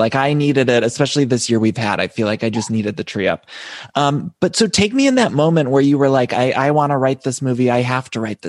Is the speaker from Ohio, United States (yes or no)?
yes; Ohio, United States; I'm from Ohio.